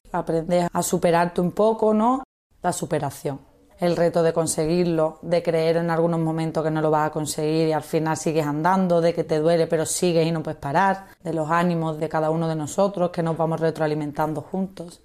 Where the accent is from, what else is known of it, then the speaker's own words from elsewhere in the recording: Málaga, Andalusia, Spain; tengo 28 años y vengo de Málaga